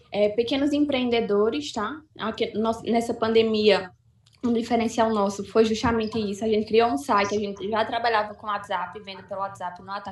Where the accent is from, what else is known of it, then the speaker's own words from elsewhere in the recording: Santa Cruz do Capibaribe, Pernambuco, Brazil; eu sou aqui de Santa Cruz de Capibaribe, Pernambuco.